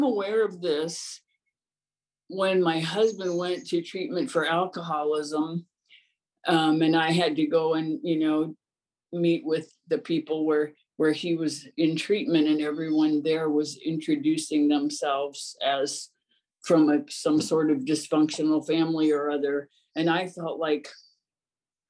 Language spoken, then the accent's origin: English; Ohio, United States; I grew up in Ohio in a small town